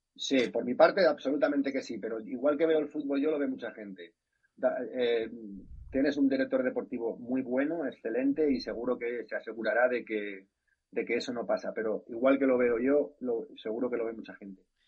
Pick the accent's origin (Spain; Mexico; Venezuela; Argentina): Spain; como soy español